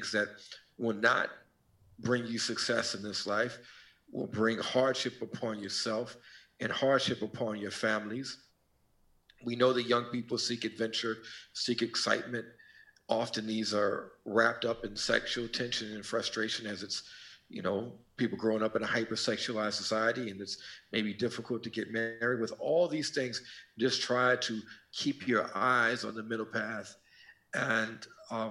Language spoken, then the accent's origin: English; St. Louis, Missouri, United States; my hometown of St. Louis